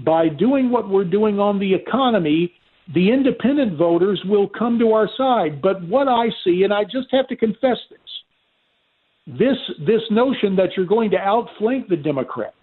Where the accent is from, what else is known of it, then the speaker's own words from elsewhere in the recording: North Carolina, United States; now in Arizona, United States; my home state of Arizona and in my native state of North Carolina